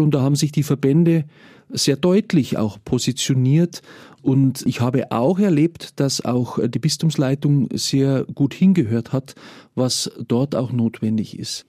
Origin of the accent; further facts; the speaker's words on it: Mühldorf district, Bavaria, Germany; Ich selber komme aus dem Landkreis Mühldorf, äh, lebe dort mit meiner Familie. Ich bin also auch ein Kind vom Land